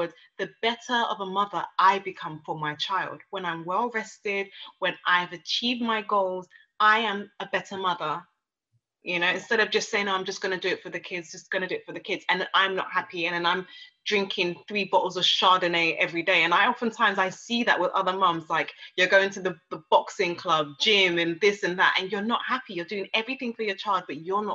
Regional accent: Nigeria; now in London, United Kingdom; I'm Nigerian, I'm African

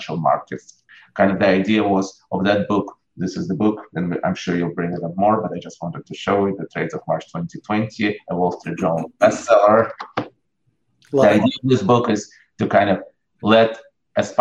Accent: Russia; moved away as an adult; I grew up in Russia. I left Russia in 89 when I was in the middle of college.

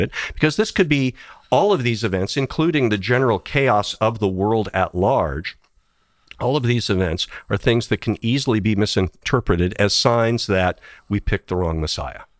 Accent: Indiana, United States; also born or lived in Tennessee / Cincinnati, Ohio; now in Illinois, United States; I've got two teams from growing up in Indiana

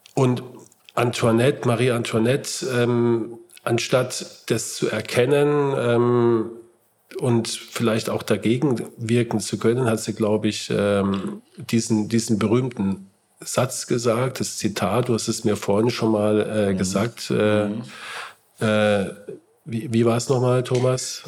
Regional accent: Heidelberg, Baden-Württemberg, Germany; meine Heimatstadt Heidelberg

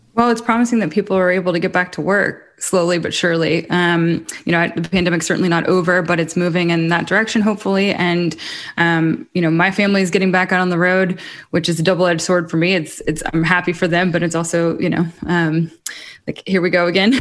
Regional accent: Muscle Shoals, Alabama, United States; also born or lived in Hawaii / Los Angeles; now in Nashville, United States; I'm also from Muscle Shoals, Alabama, so very much still a part of that community

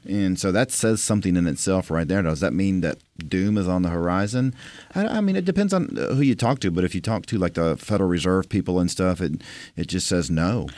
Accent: Tampa, Florida, United States; now in Nashville, United States; I grew up in Tampa, Florida

